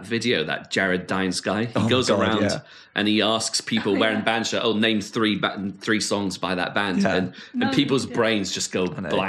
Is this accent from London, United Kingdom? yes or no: yes; London, United Kingdom; I grew up in Southeast London.